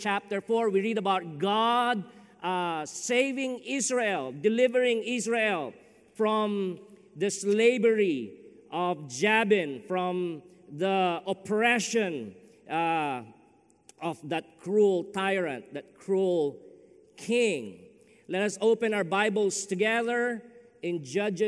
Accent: Philippines; moved away as an adult; also born or lived in Dyer, Indiana; now in Chicago, United States; I'm from the Philippines

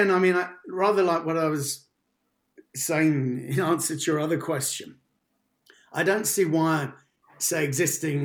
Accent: London, United Kingdom; moved away as an adult; now in South West England, United Kingdom; I grew up in Paddington in central London

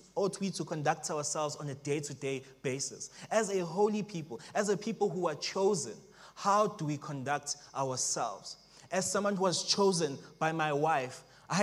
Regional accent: Springs, Gauteng, South Africa; also born or lived in Johannesburg; now in Pretoria, South Africa; originally, I am from Springs

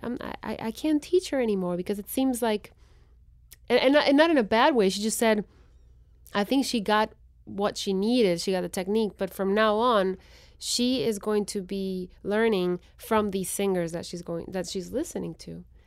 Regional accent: Guatemala City, Guatemala Department, Guatemala; first language Spanish; English is a second language; moved away as an adult; I was born and raised in Guatemala City.

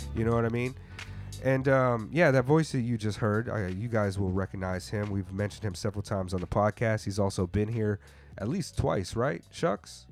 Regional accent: United States; growing up in the United States

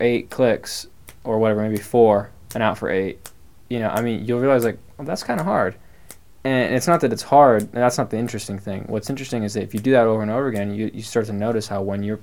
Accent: Portland, Oregon, United States; these bands that I grew up playing in Portland

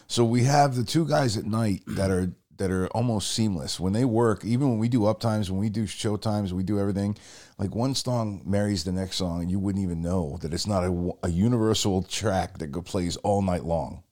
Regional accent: Rhode Island, United States; we're both from Rhode Island

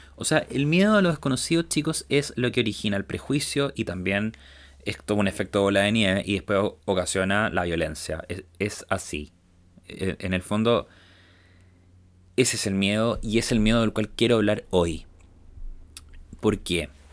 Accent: Chile; nosotros como chilenos también hemos tenido que vivir este cambio cuando yo era pequeño

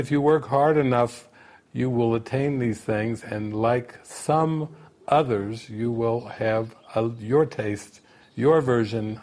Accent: United States; growing up in America

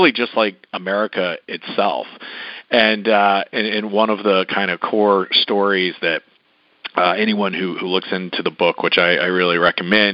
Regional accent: North Carolina, United States; I grew up in North Carolina

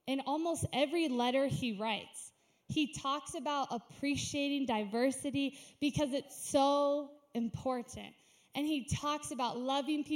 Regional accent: United States; I'm an American

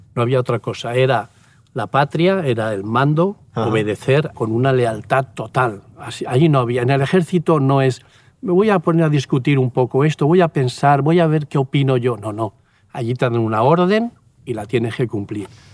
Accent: Puerto de Sagunto, Valencian Community, Spain; moved away as an adult; also born or lived in Seville; yo nací en un pueblecito ahí al lado de Sagunto, Puerto de Sagunto

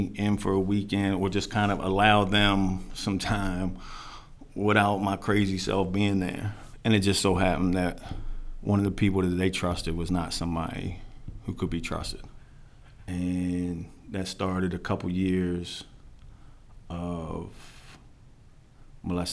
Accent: Silver Spring, Maryland, United States; I was born Silver Spring, Maryland, Holy Cross Hospital.

